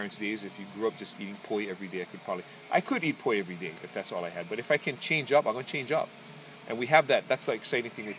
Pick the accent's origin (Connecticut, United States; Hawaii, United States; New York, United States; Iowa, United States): Hawaii, United States; as a Hawaiian